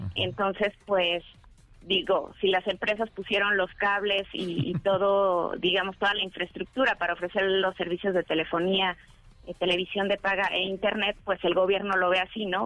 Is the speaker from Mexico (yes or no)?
yes; Mexico; somos muchísimos mexicanos